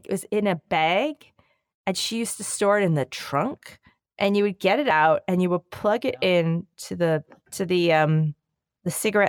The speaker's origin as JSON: {"language": "English", "town": "Philadelphia", "region": "Pennsylvania", "country": "United States", "said": "I don't eat meat, Dan, but I am from Philly, and whenever I see Philly style cheesesteaks, I get the."}